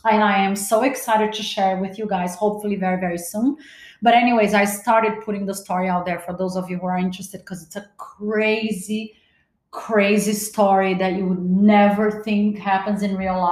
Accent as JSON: {"language": "English", "country": "Brazil", "tie": "born or raised there", "also_born_or_lived": "Los Angeles, United States", "moved": "yes", "lives_now": "Miami, United States", "said": "I was born in Brazil"}